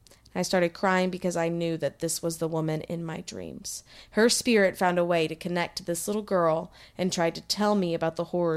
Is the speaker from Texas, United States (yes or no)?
yes; Texas, United States; being from Texas as well